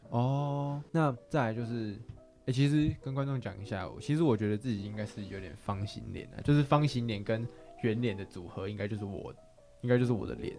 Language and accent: Chinese; Taiwan; 我们台湾人